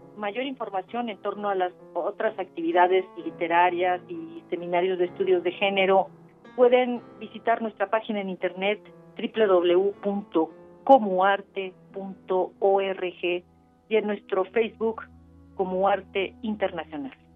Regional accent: Mexico; compositora mexicana

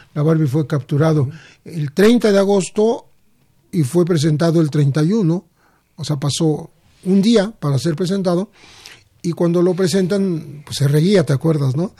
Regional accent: Mexico; somos nosotros los mexicanos

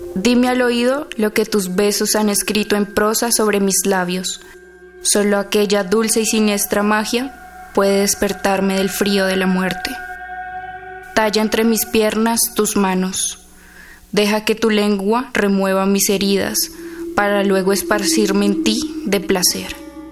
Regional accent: Bogotá, Colombia; soy de Bogotá, Colombia, tengo 19 años.

